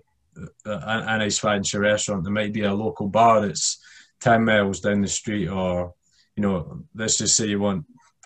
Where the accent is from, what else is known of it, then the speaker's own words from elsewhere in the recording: Scotland, United Kingdom; I'm from the UK and we're just generally not that nice, especially being Scottish as well